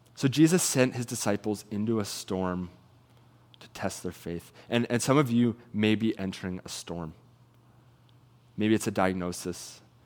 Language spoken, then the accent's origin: English; Salmon Arm, British Columbia, Canada; moved away as an adult; now in Kelowna, Canada; I'm originally from Salmon Arm